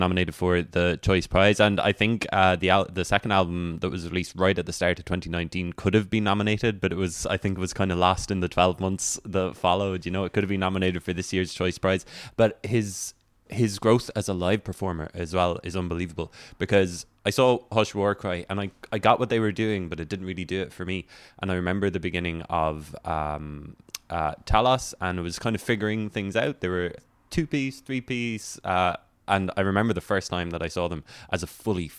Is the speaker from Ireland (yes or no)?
yes; Rosscarbery, Munster, Ireland; when I was growing up in Ross Carberry